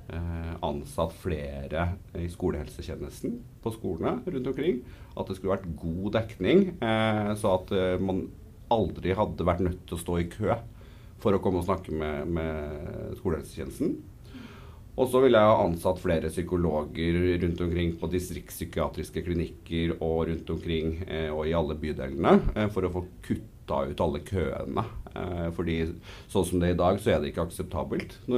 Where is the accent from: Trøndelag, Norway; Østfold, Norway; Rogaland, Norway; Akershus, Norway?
Trøndelag, Norway; Snillfjorden; Eh, og så er jeg trønder, men det hører man ikke før jeg eh, bestemmer meg for